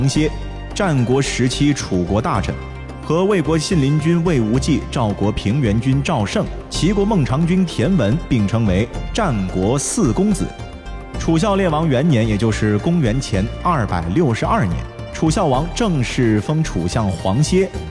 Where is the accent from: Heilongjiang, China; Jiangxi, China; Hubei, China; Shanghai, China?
Shanghai, China; 我们上海人是对它趋之若鹜